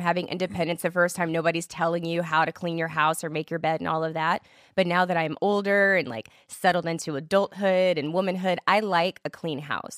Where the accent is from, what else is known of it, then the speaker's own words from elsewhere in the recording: Killeen, Texas, United States; also born or lived in Germany; I grew up right outside of Fort Hood, Texas